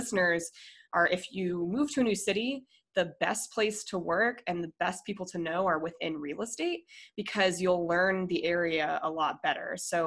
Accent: Colorado, United States; moved away as an adult; also born or lived in Minnesota, United States / Denver, United States; now in San Diego, United States; I moved to Colorado when I was 10 for my dad's job. And then I went to college in Colorado, moved to Denver after college

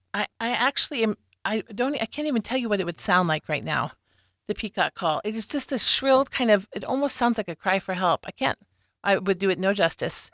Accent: Lincoln, Nebraska, United States; I was born and raised here in Lincoln

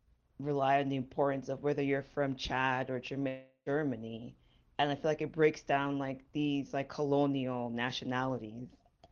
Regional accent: Jamaica; now in United States; what it meant for me as like a Jamaican immigrant trying to understand racial politics in the United States.

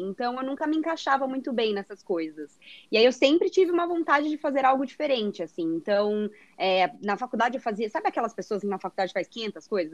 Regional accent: São José dos Campos, São Paulo, Brazil; moved away as an adult; eu nasci aqui em São Paulo também, mas eu morei a minha vida toda no interior, em São José dos Campos

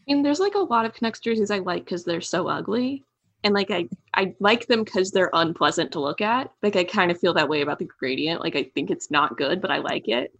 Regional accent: Kansas City, United States; I'm from Kansas City

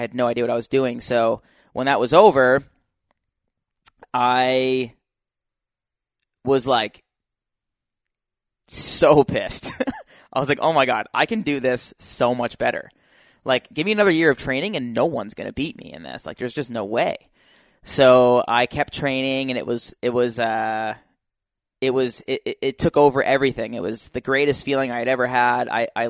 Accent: Utah, United States; I came from Utah, so like no one in California knew me.

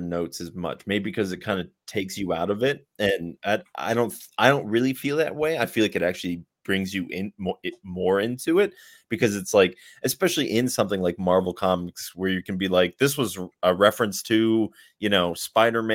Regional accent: Pennsylvania, United States; I'm from Pennsylvania, which is also another just kind of random state

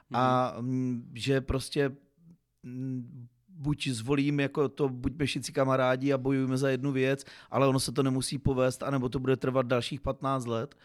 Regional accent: Uherský Brod, Zlín Region, Czechia; byť jsem uherský, z Uherského Brodu, jsem Broďan

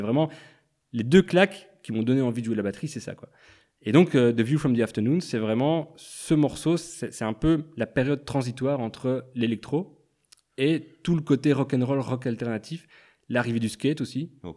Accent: La Louvière, Wallonia, Belgium; now in Brussels, Belgium; je viens de la Louvière

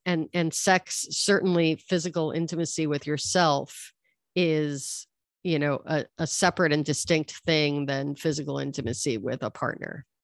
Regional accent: New York, United States; moved away as an adult; now in Los Angeles, United States; I grew up in New York, and I've been living in Los Angeles for thirty years

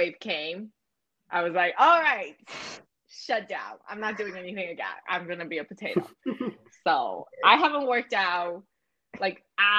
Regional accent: Calgary, Alberta, Canada; moved away; growing up in Calgary, you're so sick of it.

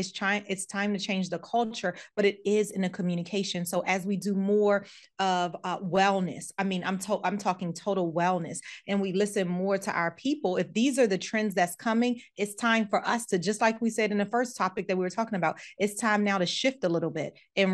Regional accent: United States; Because I came from the States and I had stuff I had to do.

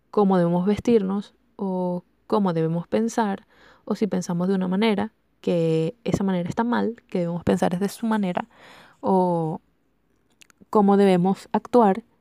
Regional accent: Venezuela; soy venezolana

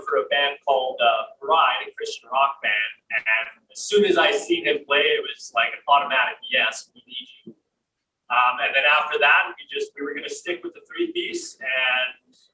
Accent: Okanagan, British Columbia, Canada; guitarist, born and raised in the Okanagan

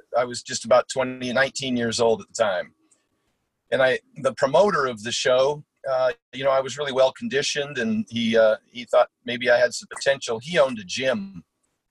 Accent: Portland, Oregon, United States; also born or lived in Eugene, Oregon; born and raised in Portland, and then I went to school at the University of Oregon

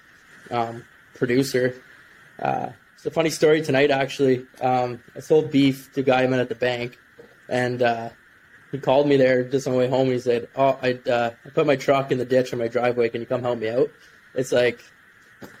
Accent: Rankin, Ontario, Canada; I grew up just outside Pembroke, which is just outside Ottawa, in a small village of Rankin, Ontario

